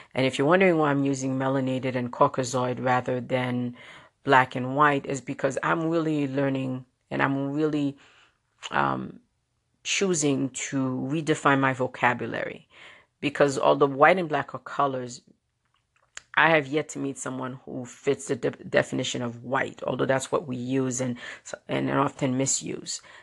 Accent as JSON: {"language": "English", "town": "New York City", "region": "New York", "country": "United States", "tie": "born or raised there", "said": "the Brooklynite, Brooklynite in me growing up in Brooklyn, New York"}